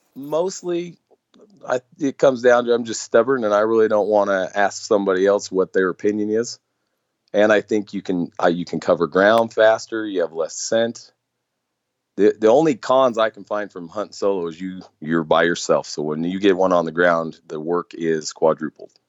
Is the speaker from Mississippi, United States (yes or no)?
no; Nevada, United States; moved away; growing up there